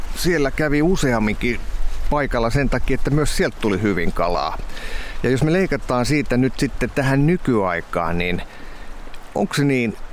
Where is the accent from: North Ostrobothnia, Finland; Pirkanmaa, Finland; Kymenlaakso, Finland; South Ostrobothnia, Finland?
Kymenlaakso, Finland; Kotka; mä oon Kotkan poika ja lapsuuteni vietin Kymioella tuolla vähän alempaa